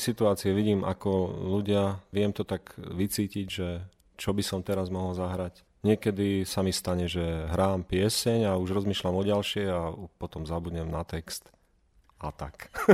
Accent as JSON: {"language": "Slovak", "area": "Liptov", "region": "Žilina Region", "country": "Slovakia", "said": "tam u nás na Liptove"}